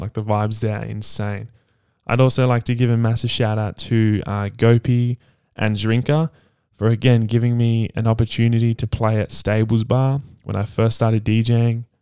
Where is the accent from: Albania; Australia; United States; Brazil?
Australia; Perth, Western Australia; also born or lived in Sydney, New South Wales; Originally, uh, I was born in Sydney, uh, Randwick, and we moved Uh, my family and I moved here to Perth in two thousand eight when I was nine years old, and I've been here ever since.